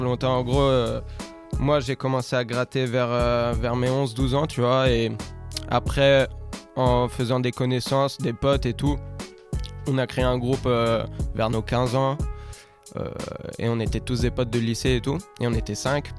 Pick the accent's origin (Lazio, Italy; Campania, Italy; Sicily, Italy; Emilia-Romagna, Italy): Lazio, Italy; Rome; moved away as an adult; moi, je suis né à Rome, j'ai grandi à Rome jusqu'à mes 18 ans